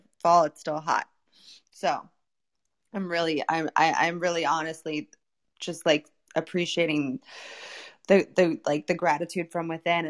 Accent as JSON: {"language": "English", "region": "Florida", "country": "United States", "tie": "born or raised there", "moved": "as an adult", "said": "I grew up in Florida my entire life. There's no seasons there."}